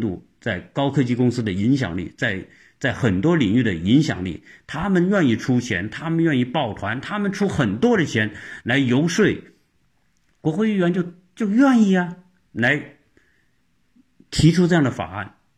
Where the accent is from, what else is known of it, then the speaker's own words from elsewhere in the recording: Changsha, Hunan, China; moved away as an adult; now in United States; 我们今天在长沙长大，我能跟天津人沟通